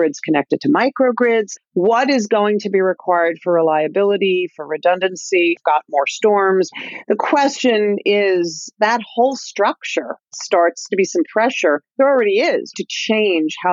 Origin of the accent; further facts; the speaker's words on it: New Jersey, United States; when I was a kid growing up in North Jersey in the late 60s, 70s